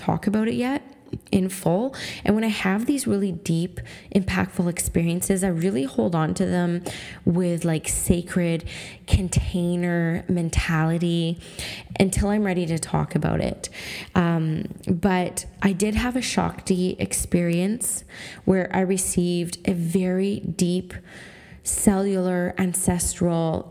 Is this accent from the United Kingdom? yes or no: no; Canada; I'm a First Nations Canadian woman. I'm half Swampy Cree and I'm half Canadian